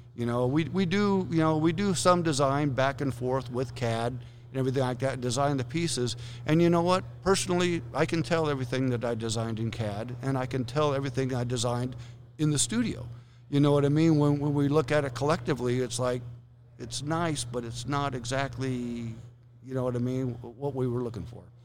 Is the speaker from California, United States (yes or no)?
yes; Southern California, United States; moved away as an adult; also born or lived in northern Idaho; I'm normally from Southern California